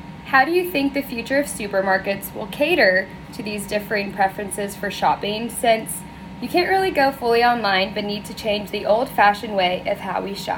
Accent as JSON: {"language": "English", "town": "Houston", "region": "Texas", "country": "United States", "said": "I am a senior from Houston, Texas."}